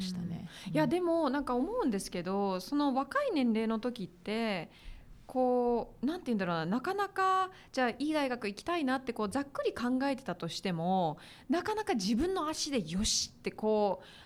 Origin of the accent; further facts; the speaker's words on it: Salinas, California, United States; moved away as an adult; now in Japan; 私翌年カリフォルニアで生まれました